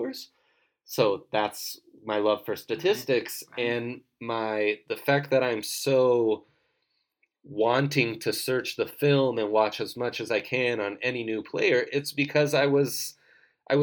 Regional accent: Italy; moved away; I grew up in Italy

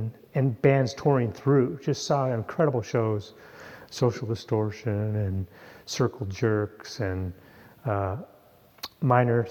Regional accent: Anacortes, Washington, United States; also born or lived in Tucson, Arizona; I grew up in Anacortes, but when you're 18 and you're from a small town, kind of want to get out.

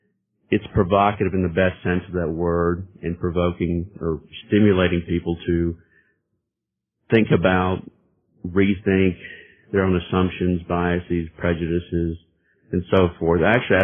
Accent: Birmingham, Alabama, United States; Well, I'm born and raised in Birmingham, Alabama. Kind of a diverse background, not your typical Southern Deep South background.

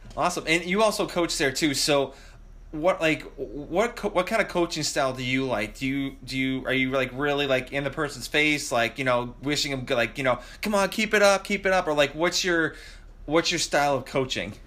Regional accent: Massachusetts, United States; now in Georgia, United States; I live in Georgia right now. I'm originally from Massachusetts

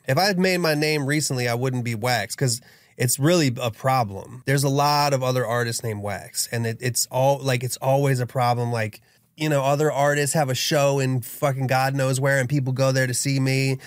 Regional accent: Dunkirk, Maryland, United States; I was raised in Dunkirk, Maryland, which is a small town that's a suburb of Washington, D.C.

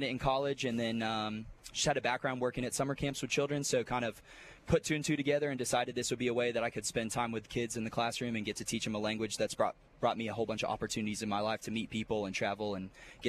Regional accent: Fort Worth, Texas, United States; moved away as an adult; also born or lived in Houston, Texas; now in Mobile, United States; I grew up in Fort Worth, Texas, and coached at a school in Houston, Texas for about 6 years.

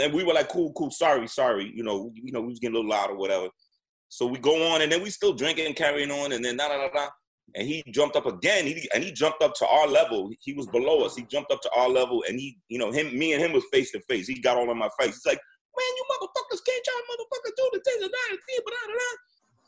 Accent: New York, United States; I'm from New York

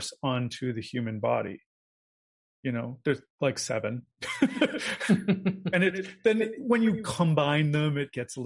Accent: Canada; As a Canadian

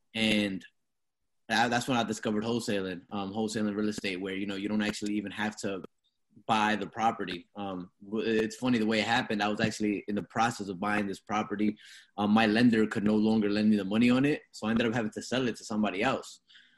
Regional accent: New York, United States; moved away; And I'm from New York originally, right? Just to get my little background on myself. I'm from New York, working class family, joined the military for a little bit.

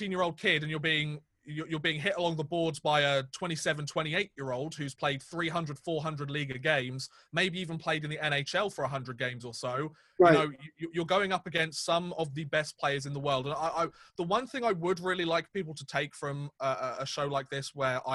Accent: England, United Kingdom; we're two English guys. We only know English.

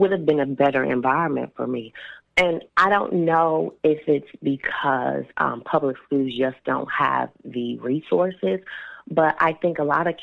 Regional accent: Toledo, Ohio, United States; now in Cincinnati, United States; even though I am no longer in the city. I still want to know what's going on with my hometown

